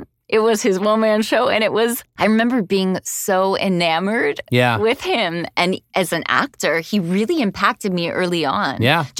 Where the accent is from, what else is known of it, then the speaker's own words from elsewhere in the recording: Miami, Florida, United States; Yeah, I grew up in Miami.